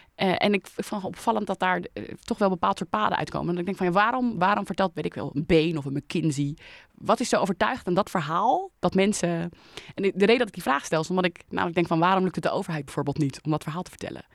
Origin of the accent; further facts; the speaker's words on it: Leiden, South Holland, Netherlands; in Leiden woon ik, mijn leven al